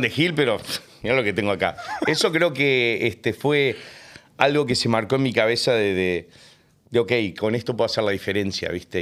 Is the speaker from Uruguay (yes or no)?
yes; Uruguay; born or raised there; also born or lived in United States; now in Argentina